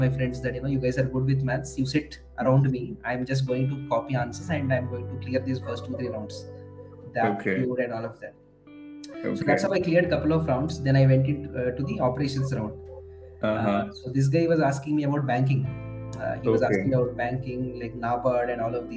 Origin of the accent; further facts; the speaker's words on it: India; English is a second language; moved away as an adult; now in Hyderabad, India; my hometown